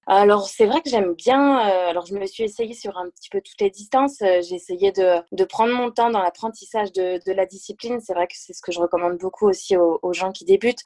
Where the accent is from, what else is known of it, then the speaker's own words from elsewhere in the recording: Le Mans, Pays de la Loire, France; moved away as an adult; also born or lived in Angers / Toulouse; now in Uzès, France; je suis née euh, au Mans, en Sarthe, euh, où j'ai vécu jusqu'à jusqu'à mes 18 ans.